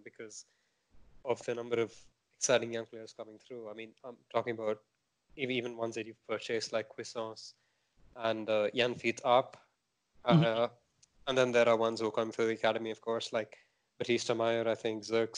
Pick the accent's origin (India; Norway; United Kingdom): India; I'm Indian